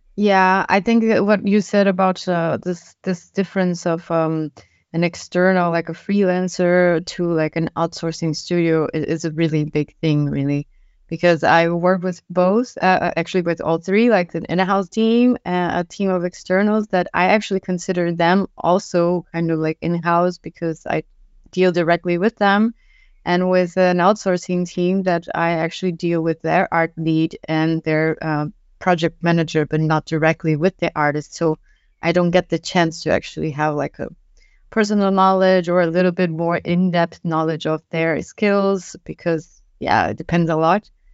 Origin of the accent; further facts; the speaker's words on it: Brazil; now in Germany; I am from Brazil